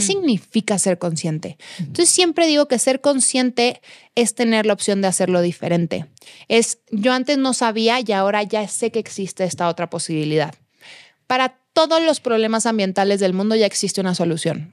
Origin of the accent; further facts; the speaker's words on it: Guadalajara, Jalisco, Mexico; moved away as an adult; now in Mexico City, Mexico; en casa de mis papás en Guadalajara tengo jardín, tengo espacio